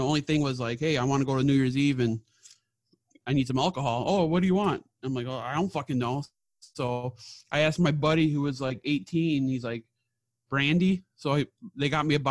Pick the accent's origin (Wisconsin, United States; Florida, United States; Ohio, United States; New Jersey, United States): Wisconsin, United States; Milwaukee; I was raised in Milwaukee area